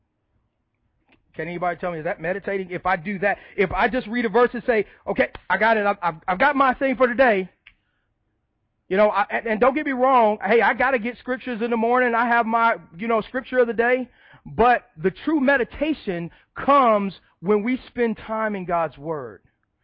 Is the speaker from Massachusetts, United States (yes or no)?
no; Chicago, Illinois, United States; moved away; I didn't grow up in the South. I grew up in Chicago. I grew up on the South side of Chicago